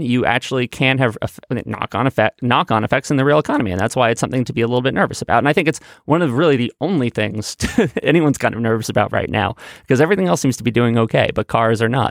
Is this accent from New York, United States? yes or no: yes; New York City, New York, United States; I grew up in Manhattan